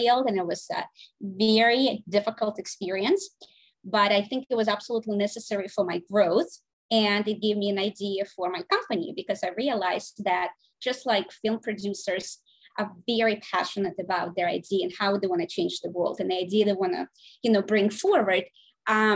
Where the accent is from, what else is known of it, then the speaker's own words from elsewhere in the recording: Saint Petersburg, Russia; now in United States; I was born in St. Petersburg, Russia. I came here in 1996